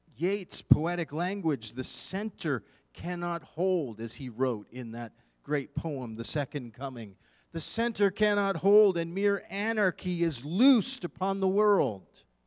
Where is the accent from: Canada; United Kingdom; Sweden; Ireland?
Canada; Eastern Canada; moved away as an adult; now in Western Canada, Canada; I am born and raised in Eastern Canada